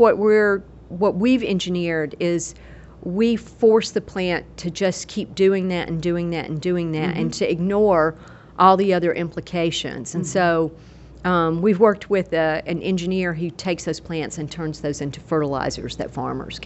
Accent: Gadsden, Alabama, United States; moved away; also born or lived in Virginia; I grew up in Gadsden, Alabama, which is a small town in northeast Alabama at the foothills of the Appalachian Mountains

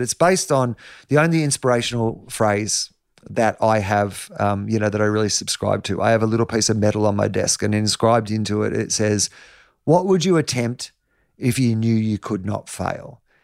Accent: Denison, Victoria, Australia; I'm from Anderson's Road, Denison. My dad's a dairy farmer. There's two hundred and fifty people where I'm from

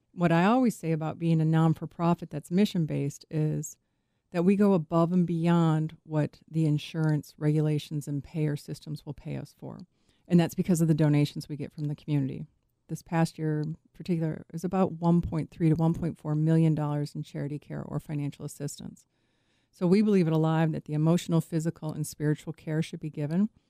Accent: Chicago, Illinois, United States; I grew up in Chicago

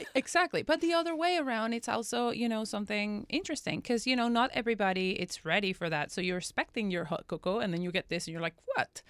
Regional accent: Venezuela; now in Los Angeles, United States; growing up in Venezuela, uh, you know, we had these beautiful, you know, uh, plantations of cocoa

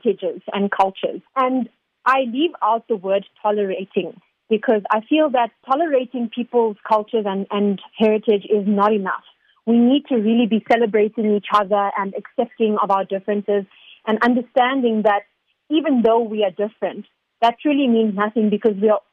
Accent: Chatsworth, KwaZulu-Natal, South Africa; I'm from Chatsworth, and the people there are so warm and so giving and loving, and I feel like that's what's been ingrained into me growing up. And I grew up

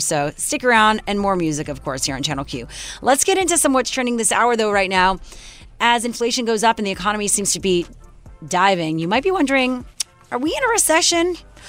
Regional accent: Montreal, Quebec, Canada; in Montreal, my hometown.

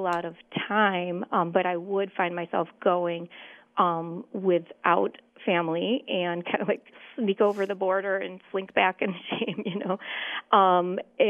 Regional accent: central New York, United States; I grew up on the East Coast in central New York

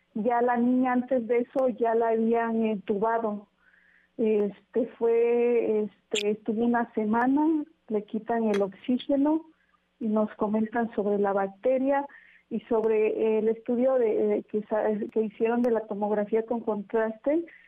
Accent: Huajuapan de León, Oaxaca, Mexico; nosotros somos originarios de Guajuapan de León

